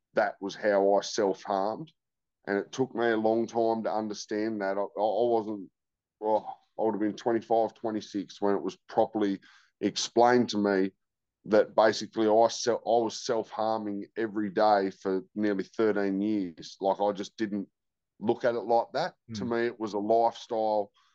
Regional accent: George Town, Tasmania, Australia; also born or lived in Launceston, Tasmania; I grew up in Georgetown. From one to 10

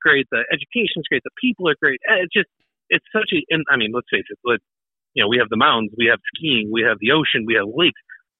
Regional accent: North Shore, Massachusetts, United States; moved away as an adult; now in New Hampshire, United States; Born and raised. I was born and raised in North Shore, Massachusetts.

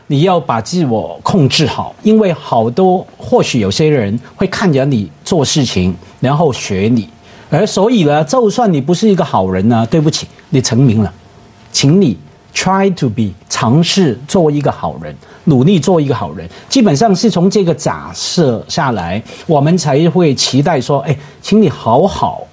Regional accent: Hong Kong; 我是香港人啊，我对枪声多敏感啊，我们从小看警匪片长大

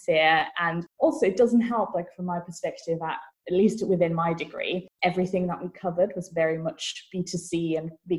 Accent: Vienna, Austria; moved away as an adult; also born or lived in Manchester, United Kingdom / Brighton, United Kingdom; now in Bristol, United Kingdom; I'm originally from Vienna, Austria.

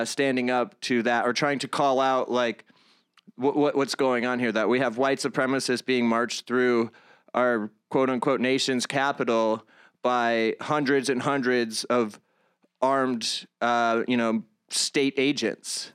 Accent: Palmyra, New York, United States; I grew up in the Greater Rochester area

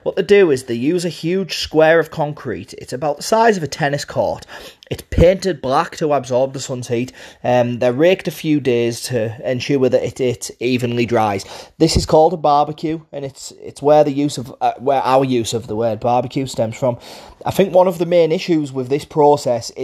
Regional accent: Middlesbrough, North East England, United Kingdom; accent: Borough; I hope you can understand my Borough accent. I'm from Middlesbrough in the northeast of England.

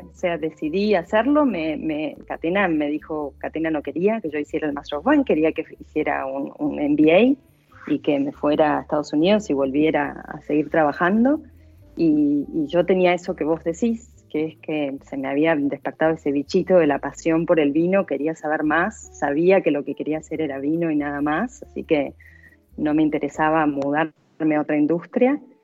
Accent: Argentina; moved away as an adult; also born or lived in London; los dos somos argentinos

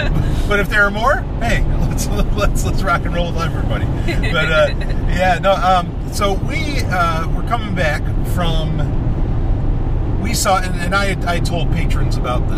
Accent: New York, United States; now in New Hampshire, United States; So I grew up in New York

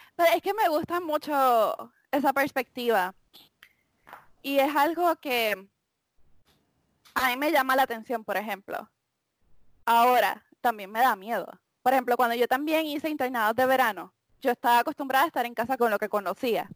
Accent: Puerto Rico; moved away; also born or lived in United States; me mudé de Puerto Rico a Estados Unidos

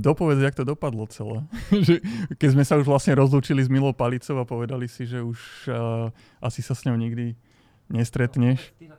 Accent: Slovakia; zo Slovenska

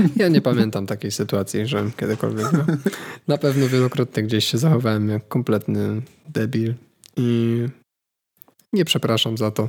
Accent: Poland; skąd jestem, nie? no to bardzo chętnie powiem, że z Polski

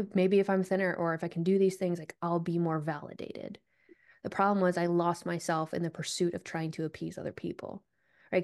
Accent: Vermont, United States; I grew up in Vermont

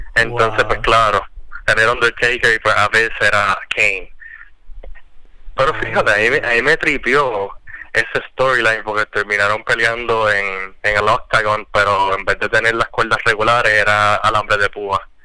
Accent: Puerto Rico; aquí en Puerto Rico, en el barrio donde yo me crié en Cuchilla

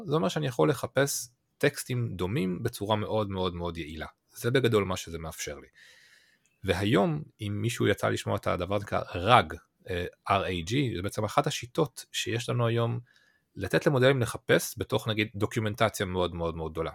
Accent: Israel; בתור ישראלים

